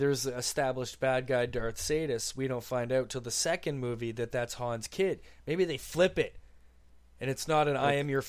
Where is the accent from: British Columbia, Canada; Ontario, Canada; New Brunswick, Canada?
Ontario, Canada; St. Catharines; It was growing up in St. Catharines with Scottish people everywhere.